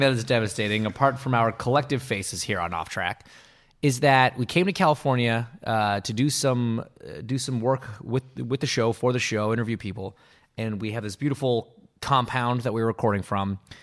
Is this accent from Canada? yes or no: yes; Canada; growing up in Canada in the eighties and nineties